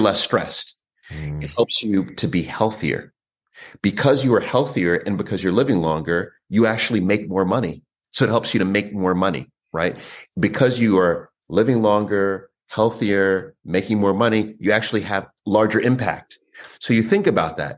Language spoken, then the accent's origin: English; New York, United States; I was born in New York